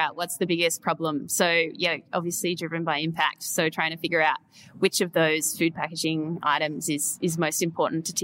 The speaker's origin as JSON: {"language": "English", "town": "Perth", "region": "Western Australia", "country": "Australia", "tie": "born or raised there", "said": "They're based in Perth, which is also my hometown."}